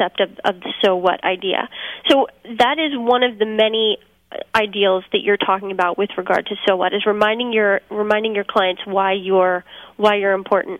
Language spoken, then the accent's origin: English; New Jersey, United States; I'm a Jersey girl, through and through